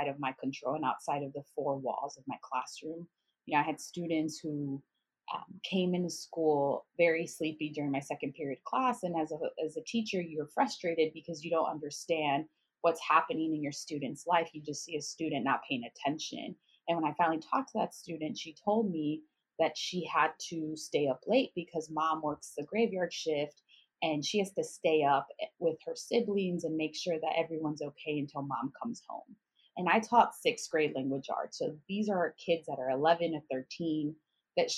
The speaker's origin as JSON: {"language": "English", "town": "Chicago", "region": "Illinois", "country": "United States", "tie": "born or raised there", "also_born_or_lived": "Miami", "moved": "as an adult", "said": "I'm from Chicago, and so I grew up in like a Title I school on the south side of Chicago."}